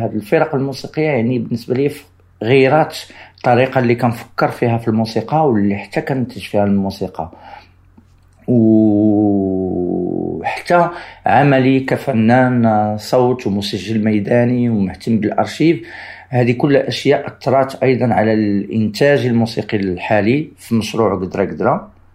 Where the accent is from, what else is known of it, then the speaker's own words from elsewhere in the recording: Morocco; انا صراحة كمغربي مستقر في المغرب